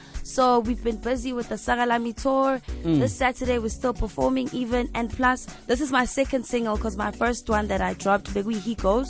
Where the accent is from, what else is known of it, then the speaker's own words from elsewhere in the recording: Durban, KwaZulu-Natal, South Africa; I'm from Durban.